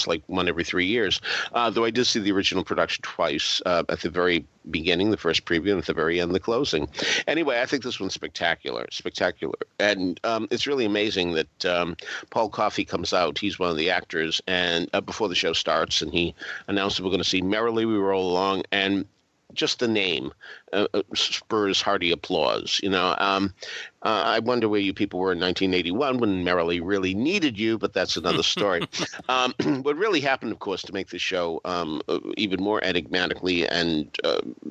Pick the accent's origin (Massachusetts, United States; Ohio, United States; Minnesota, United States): Massachusetts, United States; Boston; I grew up in Boston